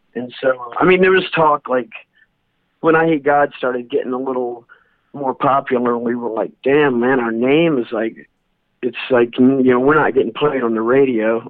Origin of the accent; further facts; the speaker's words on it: North Carolina, United States; moved away; also born or lived in New Orleans, Louisiana; I was born in North Carolina, so that's where my dad took us to church at then